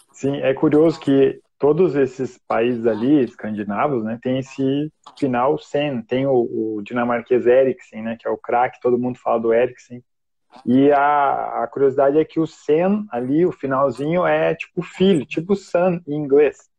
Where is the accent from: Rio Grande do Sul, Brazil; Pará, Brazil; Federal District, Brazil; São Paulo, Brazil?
Rio Grande do Sul, Brazil; Novo Hamburgo; lá da minha cidade, né, Novo Hamburgo. É. Somos aí conterrâneos de cidade.